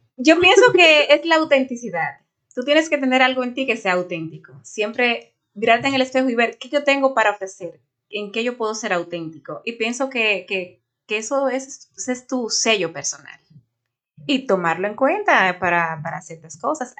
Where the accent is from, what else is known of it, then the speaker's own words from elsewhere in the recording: Santo Domingo, Distrito Nacional, Dominican Republic; moved away as an adult; now in New York, United States; yo soy oriunda de Santo Domingo, República Dominicana, resido aquí hace cinco años